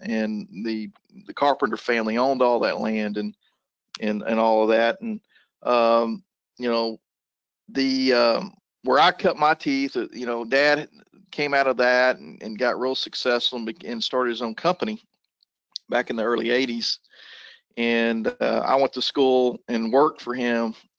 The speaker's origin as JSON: {"language": "English", "town": "Garland", "region": "Texas", "country": "United States", "tie": "born or raised there", "also_born_or_lived": "Dallas, Texas / Charlotte, North Carolina", "said": "I was born in Dallas, Texas, in Baylor Hospital. No, we're not going to go back that far. But I grew up in Garland. My dad was from Garland"}